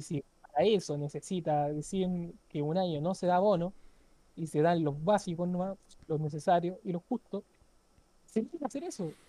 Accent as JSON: {"language": "Spanish", "country": "Chile", "said": "aquí en Chile que somos exportadores"}